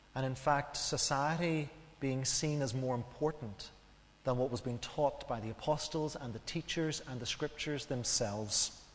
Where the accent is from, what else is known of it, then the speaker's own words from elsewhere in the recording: Northern Ireland, United Kingdom; as we grew up in Northern Ireland, we knew what we could and what we couldn't